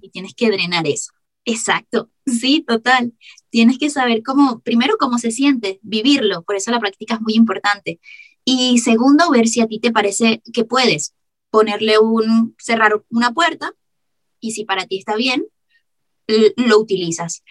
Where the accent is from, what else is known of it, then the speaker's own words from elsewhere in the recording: Caracas, Capital District, Venezuela; accent: caraqueño suavizado; now in Germany; Hablo en mi caraqueño suavizado